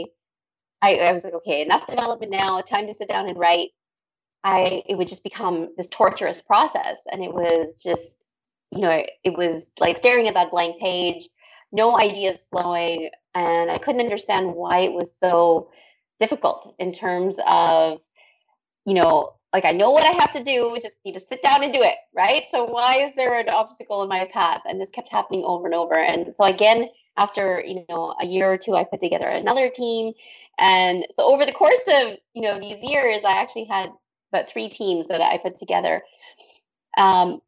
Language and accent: English; Canada; moved away as an adult; also born or lived in Dubai, UAE / Thailand; I'm Canadian originally, but I lived abroad for 21 years.